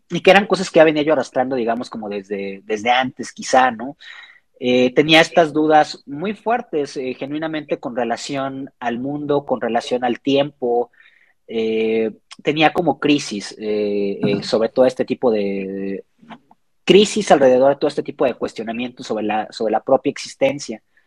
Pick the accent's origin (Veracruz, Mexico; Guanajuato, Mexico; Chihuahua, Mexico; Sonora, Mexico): Veracruz, Mexico; Xalapa; moved away as an adult; now in Mexico City, Mexico; soy de Jalapa, Veracruz. Llevo ya aproximadamente unos ocho años, si no me equivoco, viviendo en Ciudad de México.